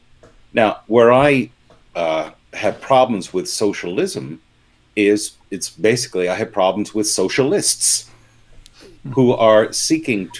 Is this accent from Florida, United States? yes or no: yes; Palm Beach, Florida, United States; I grew up in Palm Beach, Florida